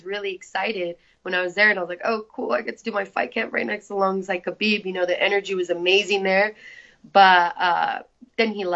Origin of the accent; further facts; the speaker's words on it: San Jose, California, United States; moved away as an adult; I'm originally from San Jose. You know, my family's there